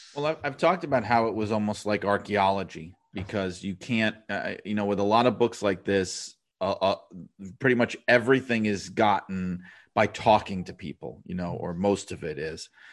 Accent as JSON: {"language": "English", "town": "New York City", "region": "New York", "country": "United States", "said": "I am from New York City"}